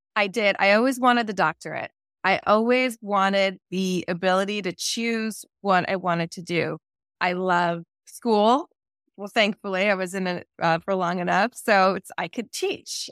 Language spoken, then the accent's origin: English; New Jersey, United States; now in California, United States; I'm from New Jersey originally